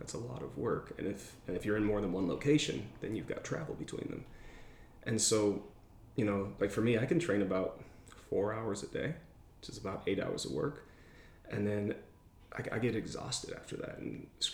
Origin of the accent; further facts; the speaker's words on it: Michigan, United States; moved away as an adult; also born or lived in Seattle, Washington; I'm from Michigan, and I was living there